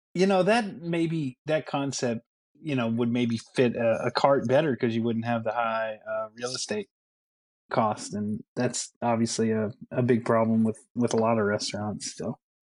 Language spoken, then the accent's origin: English; Bardstown, Kentucky, United States; I'm not not from Louisville. I'm from Bardstown, but I lived in Bardstown. I didn't live like out in the country.